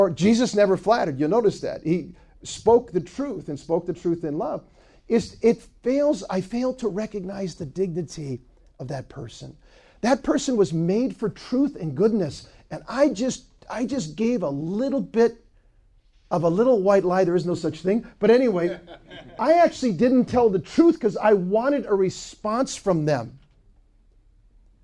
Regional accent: Ann Arbor, Michigan, United States; I'm from Ann Arbor

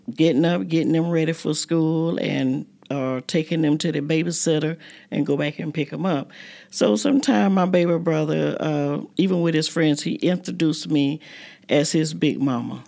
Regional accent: Fort Pierce, Florida, United States; moved away as an adult; also born or lived in Maysville, South Carolina; My family moved to Florida, Fort Pierce, when I was about three years old. So I went to school there in Fort Pierce.

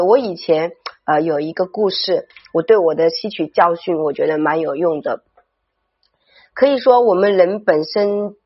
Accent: China; 你可以很大地去感受到我们身为中国人

